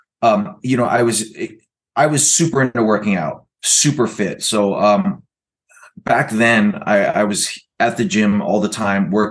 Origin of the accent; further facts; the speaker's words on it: Oklahoma, United States; moved away as an adult; also born or lived in California; went to high school in Oklahoma. I was there. I lived in Oklahoma for about 6 years